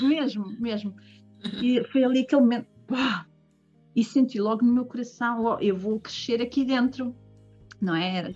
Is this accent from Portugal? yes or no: yes; Portugal; now in Germany; Portugal, não é? Que é o meu país de origem